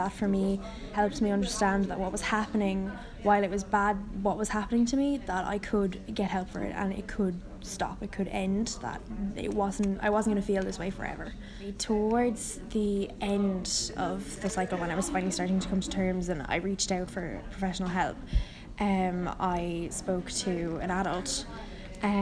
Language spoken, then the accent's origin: English; Ireland; I'm 17, I'm from Ireland.